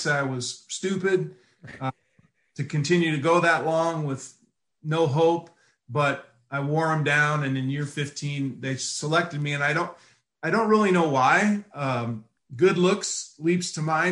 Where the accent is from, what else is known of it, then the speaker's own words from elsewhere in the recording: Ashland, Nebraska, United States; we sat on a wood floor in front of a black and white TV in my hometown of Ashland, Nebraska.